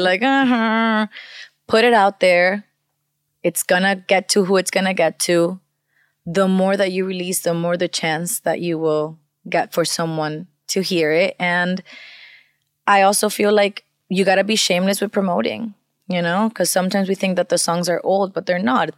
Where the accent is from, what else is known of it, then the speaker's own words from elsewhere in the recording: Venezuela; first language Spanish; English is a second language; now in United States; I grew up in Venezuela, so I also grew up with a lot of Latin sounds